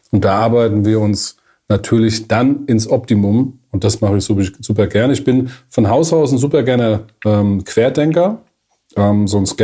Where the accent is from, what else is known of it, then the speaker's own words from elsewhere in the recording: Hesse, Germany; Ich komme in der Nähe aus Frankfurt.